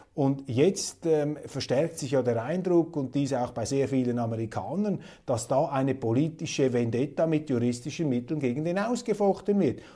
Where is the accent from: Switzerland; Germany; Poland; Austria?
Switzerland; als Schweizer